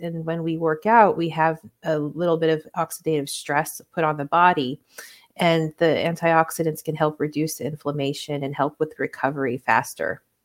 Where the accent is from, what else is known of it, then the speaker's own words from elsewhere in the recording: Hawaii, United States; moved away; also born or lived in Puerto Rico / Spain; I was born in Puerto Rico and then I grew up in Hawaii.